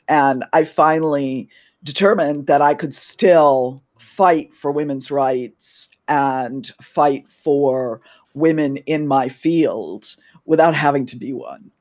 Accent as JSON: {"language": "English", "region": "New England", "country": "United States", "moved": "yes", "lives_now": "Washington, D.C., United States", "said": "I'm originally from New England in the U S, but I currently live in Washington, D C"}